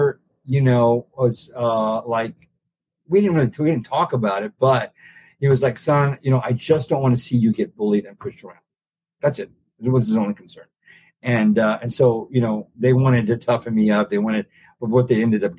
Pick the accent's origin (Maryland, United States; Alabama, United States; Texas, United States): Texas, United States; San Antonio; moved away as an adult; growing up in South Texas gay